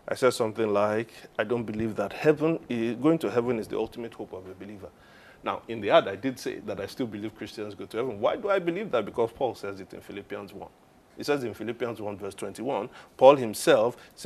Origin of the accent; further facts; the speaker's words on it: Nigeria; I am a Nigerian